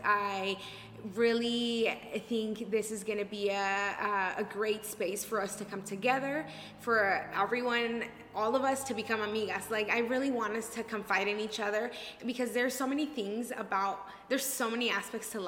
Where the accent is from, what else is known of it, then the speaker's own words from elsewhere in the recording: Mexico; now in Denver, United States; I was raised in Mexico and I was not like rich, but I grew up pretty well